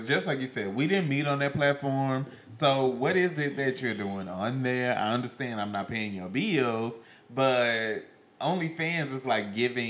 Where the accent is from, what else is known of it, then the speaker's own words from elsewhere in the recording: West Memphis, Arkansas, United States; I was raised in West Memphis.